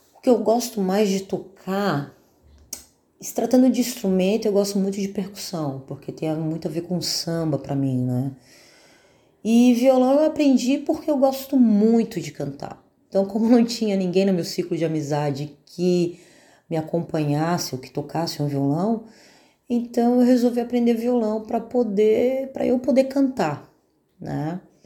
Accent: São Paulo, Brazil; moved away as an adult; now in Florianópolis, Brazil; Sou de São Paulo, estou aqui em Florianópolis há uns 25 anos mais ou menos

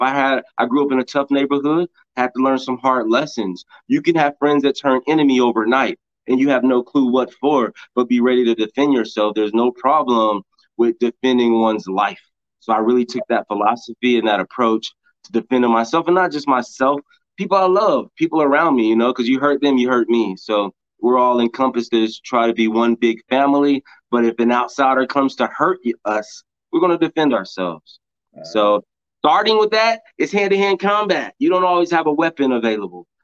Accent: Oklahoma, United States; I'm born and raised in Oklahoma, but I traveled across the country a lot.

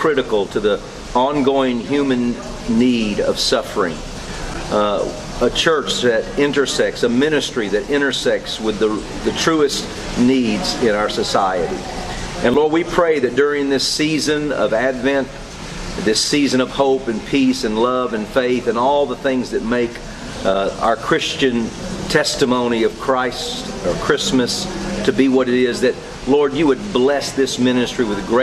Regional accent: Tennessee, United States; moved away as an adult; also born or lived in Maryland / Atlanta; I'm from Tennessee

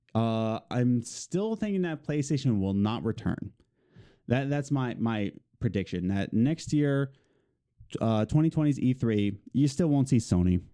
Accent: Philadelphia, Pennsylvania, United States; we're from Philly

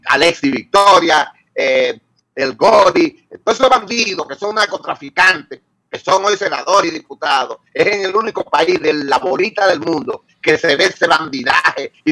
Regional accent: Dominican Republic; porque yo sí soy dominicano, yo soy patriota ante todo.

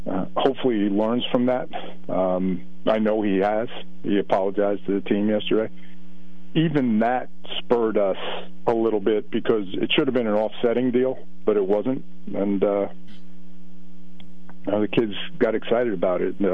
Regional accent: New Jersey, United States; accent: New Jersey; Excuse my New Jersey accent

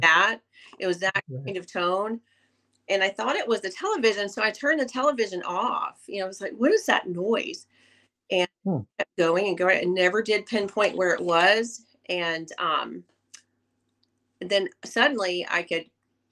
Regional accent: the South, United States; I was born and raised in the South

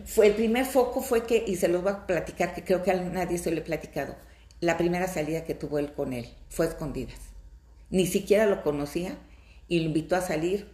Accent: Fresnillo, Zacatecas, Mexico; Yo soy de Zacatecas, de un pueblito, de un pueblo maravilloso que se llama Fresnillo, Zacatecas

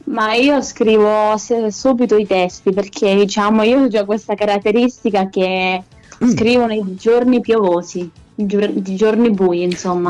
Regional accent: Corridonia, Marche, Italy; accent: Maceratese; also born or lived in Lithuania; sono di Corridonia, ma sono nata in Lituania, quindi all'estero. Mm-hmm. Ehm, e, all'età di dieci anni vengo adottata da una famiglia italiana

